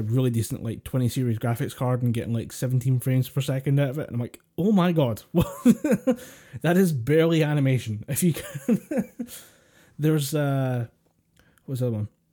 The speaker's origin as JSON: {"language": "English", "region": "Scotland", "country": "United Kingdom", "said": "We're, we're, we're Scottish."}